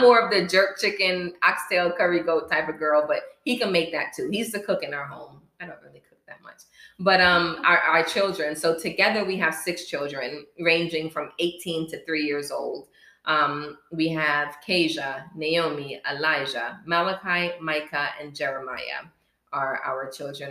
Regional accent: Miami, Florida, United States; also born or lived in Bronx, New York; I was born in the Bronx, New York and raised in Miami, Florida, um, through elementary, middle, and high school

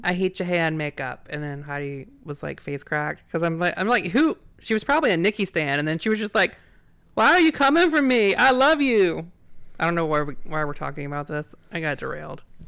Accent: Virginia, United States; I'm from Virginia

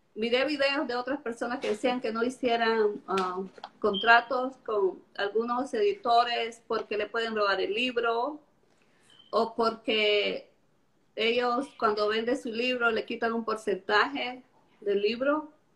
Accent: Estelí, Nicaragua; moved away as an adult; now in Charlotte, United States; yo soy de Nicaragua. Nací en Estelí, en la ciudad de Estelí, en Nicaragua. Pero vivo en Charlotte, en Carolina del Norte

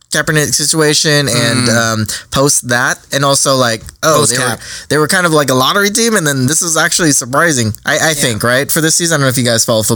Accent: Southern California, United States; I grew up in Southern California.

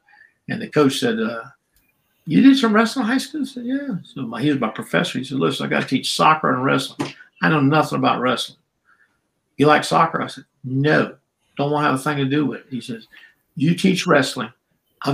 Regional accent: Charleston, South Carolina, United States; accent: black brogue; I was raised in Charleston, South Carolina, which is 60% black

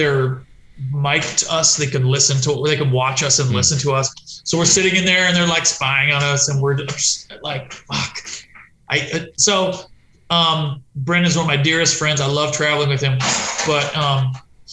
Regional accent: West Coast, United States; moved away; also born or lived in Berkeley; I'm from the West Coast

